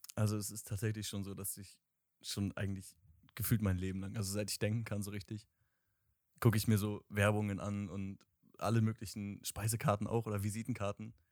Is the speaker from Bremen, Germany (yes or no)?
yes; Bremen, Germany; ich komme aus Bremen tatsächlich, also Nähe Bremen